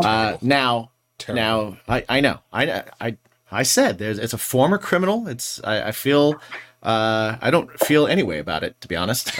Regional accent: Indiana, United States; moved away; where I grew up in Indiana, we had Sam's Club and we also had Kroger.

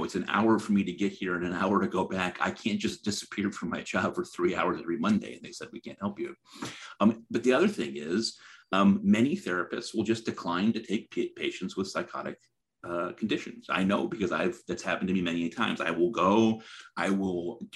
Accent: Middletown, Connecticut, United States; I'm from Middletown, Connecticut, where Connecticut Valley Hospital is

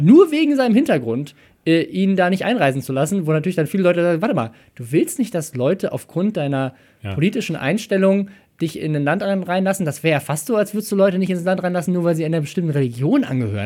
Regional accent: Germany; Deutscher zu sein.

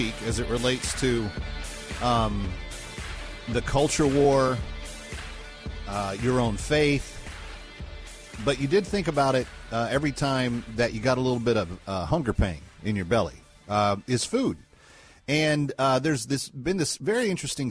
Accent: Scot, Scotland, United Kingdom; as a Scot

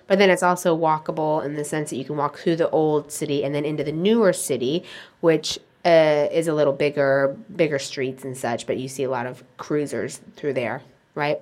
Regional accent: United States; moved away as an adult; now in Portugal; as an American

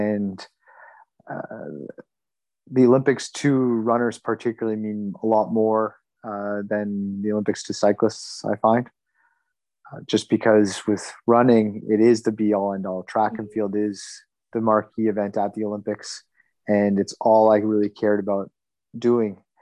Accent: Canada; I grew up in Canada, and Canada is a hockey crazy country

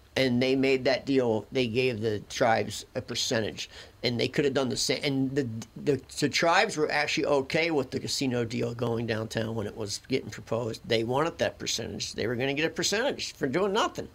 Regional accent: Philadelphia, Pennsylvania, United States; we grew up in Philadelphia and people actually still have coal furnaces

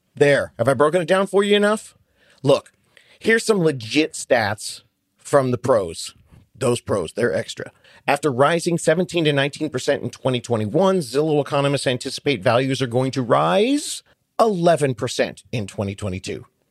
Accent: Buffalo, New York, United States; I am an Italian from Buffalo, New York

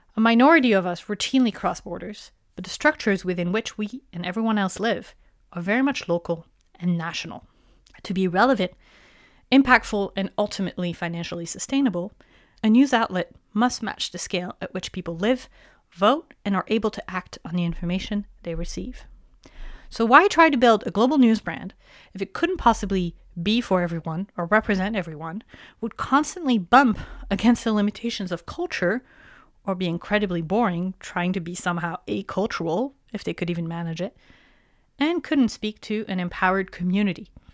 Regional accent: France; moved away; my hometown in France

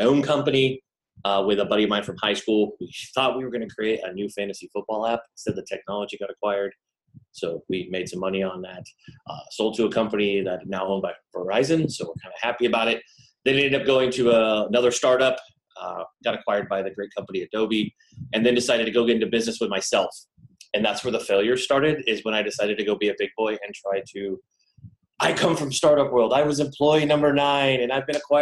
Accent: Folsom, California, United States; I grew up in Folsom, California.

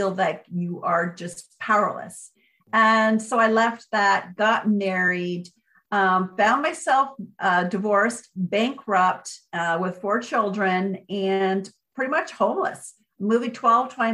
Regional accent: Port Orchard, Washington, United States; I finally got back to my hometown here in Port Orchard, Washington, with my kids

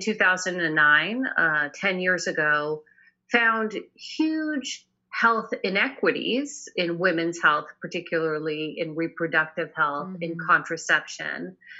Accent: Boston, Massachusetts, United States; now in Northern California, United States; I'm actually from Boston originally. I now live in Northern California

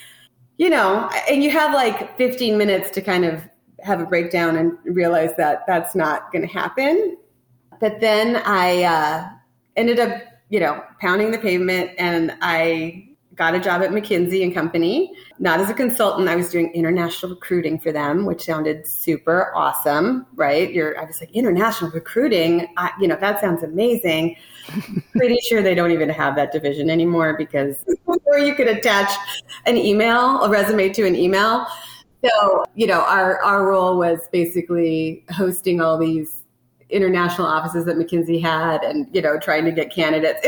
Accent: Tacoma, Washington, United States; moved away as an adult; also born or lived in New York City; I grew up in Tacoma, Washington on the West Coast

